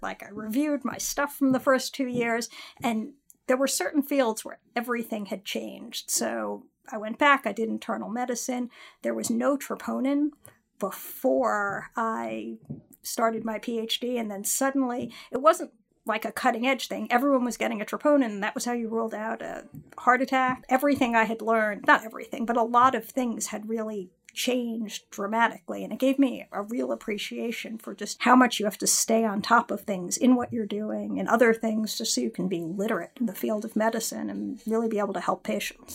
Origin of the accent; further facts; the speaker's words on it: Westchester, New York, United States; also born or lived in California / Philadelphia; now in New York City, United States; I grew up in Westchester